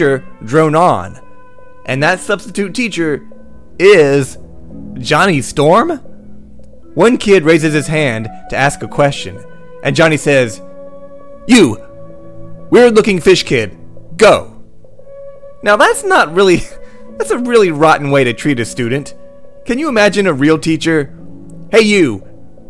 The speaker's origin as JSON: {"language": "English", "region": "North Carolina", "country": "United States", "said": "I'm from North Carolina"}